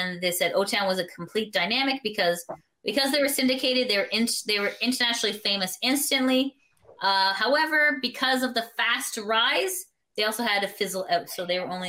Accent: Canada

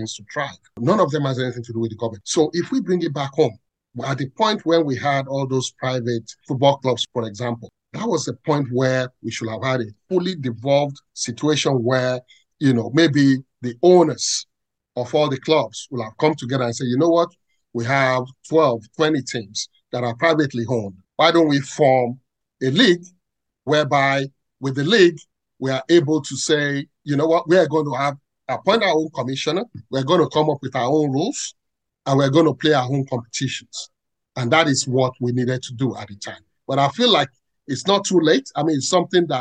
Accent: Ibadan, Oyo, Nigeria; I grew up in Ibadan, born and bred in Ibadan.

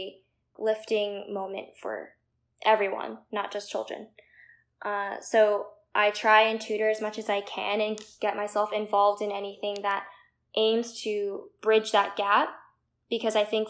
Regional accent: Princeton, New Jersey, United States; Growing up in Princeton

